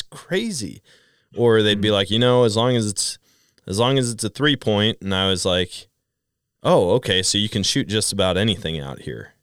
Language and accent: English; Wisconsin, United States; moved away; growing up in Wisconsin and then going out west.